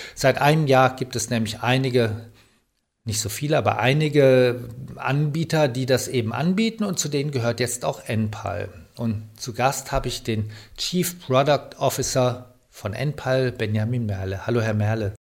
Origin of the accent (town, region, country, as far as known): Germany